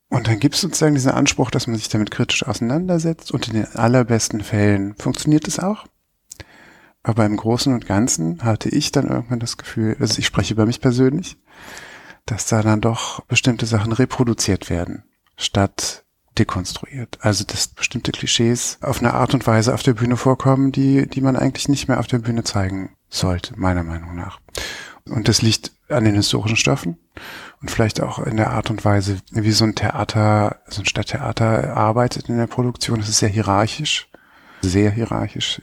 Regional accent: Bonn, North Rhine-Westphalia, Germany; moved away as an adult; also born or lived in United Kingdom / United States / Munich; Ich bin Bonner, bin da aufgewachsen, als es noch Bundeshauptstadt war.

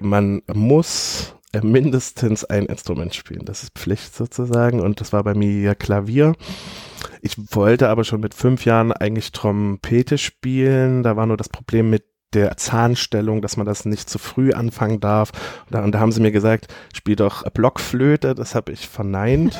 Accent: Leipzig, Saxony, Germany; Ich bin 1987 in Leipzig geboren und ich bin bildender Künstler

